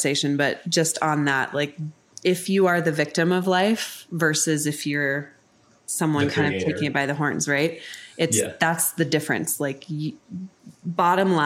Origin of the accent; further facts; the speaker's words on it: Colorado, United States; moved away as an adult; also born or lived in New York City; now in Denver, United States; I'm from Colorado